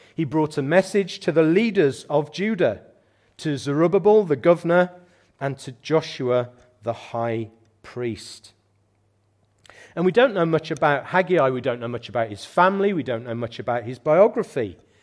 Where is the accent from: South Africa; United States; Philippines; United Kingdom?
United Kingdom; as British Christians